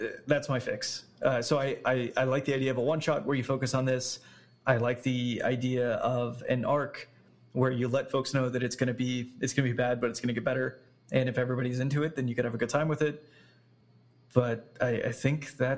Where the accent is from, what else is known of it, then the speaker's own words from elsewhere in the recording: Louisiana, United States; I'm from Louisiana. I have a Cajun background